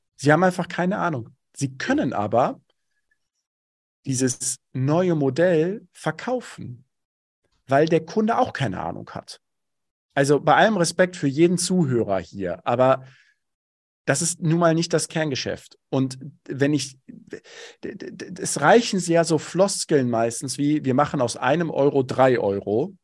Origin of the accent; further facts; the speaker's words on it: Bochum, North Rhine-Westphalia, Germany; Ich komme aus dem Ruhrgebiet, bin Bochumer durch und durch